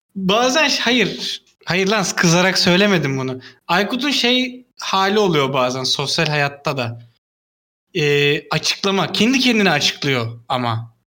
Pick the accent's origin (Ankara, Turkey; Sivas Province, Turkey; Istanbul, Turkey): Istanbul, Turkey; benim büyüdüğüm yerde benim çocukluğumun yani, yani direkt çocukluğumun geçtiği yer Çamlı kahveydi.